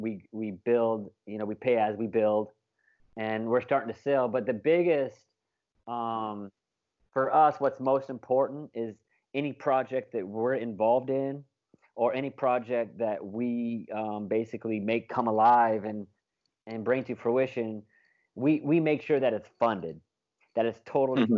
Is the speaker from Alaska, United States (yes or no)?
yes; Alaska, United States; moved away as an adult; also born or lived in Jacksonville, Alabama; now in Manta, Ecuador; I'm from Alaska, born and raised in Alaska, 18 years